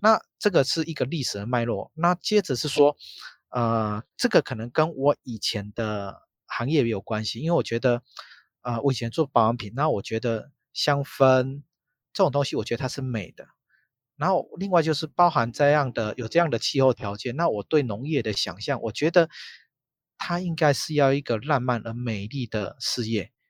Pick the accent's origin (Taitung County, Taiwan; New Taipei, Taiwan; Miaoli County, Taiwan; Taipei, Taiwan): Taitung County, Taiwan; Shangde Village; moved away; 我是在这边出生，而且那时候我还没有去医院，我们还是产婆接生